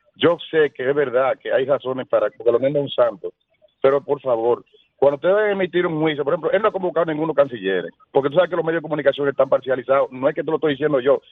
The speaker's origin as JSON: {"language": "Spanish", "country": "Dominican Republic", "said": "yo soy un dominicano consciente"}